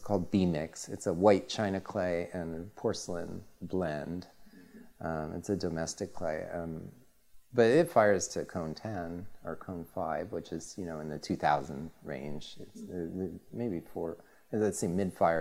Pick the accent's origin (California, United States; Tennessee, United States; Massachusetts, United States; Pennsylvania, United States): California, United States; I love living in California. I'm from California.